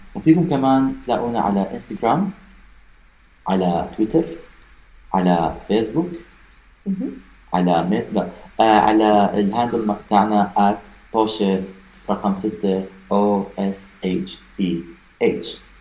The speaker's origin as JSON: {"language": "Arabic", "country": "Iraq", "said": "احنا عندنا بالعراق"}